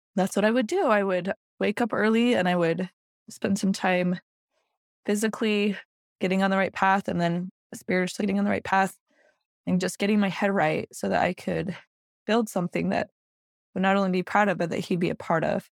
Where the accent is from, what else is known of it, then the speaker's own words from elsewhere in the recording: Salt Lake City, Utah, United States; moved away as an adult; now in Greenville, United States; I live in Greenville, South Carolina now, but I was actually born and raised in Salt Lake City, Utah